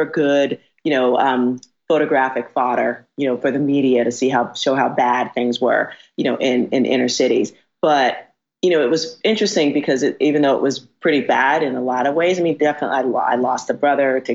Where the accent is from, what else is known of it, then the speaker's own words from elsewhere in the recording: New York City, New York, United States; I grew up in the South Bronx